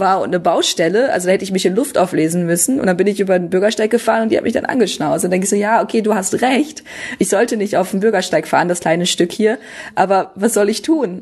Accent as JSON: {"language": "German", "area": "Münsterland", "region": "North Rhine-Westphalia", "country": "Germany", "also_born_or_lived": "Düsseldorf", "moved": "yes", "said": "ich komme ja ursprünglich aus Münsterland"}